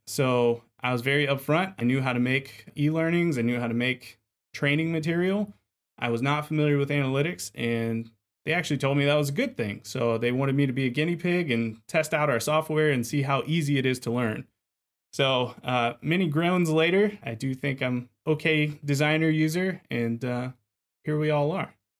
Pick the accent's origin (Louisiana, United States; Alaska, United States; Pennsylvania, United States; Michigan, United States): Louisiana, United States; Lafayette; accent: Cajun; I'm from Lafayette, Louisiana, so the heart of Cajun country